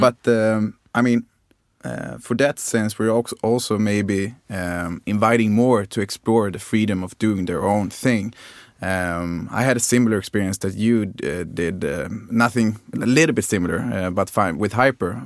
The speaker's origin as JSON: {"language": "English", "region": "Skåne", "country": "Sweden", "said": "I'm from Skåne"}